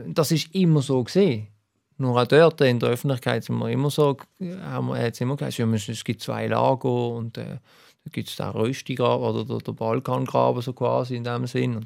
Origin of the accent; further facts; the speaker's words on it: Basel, Basel-Stadt, Switzerland; als Basler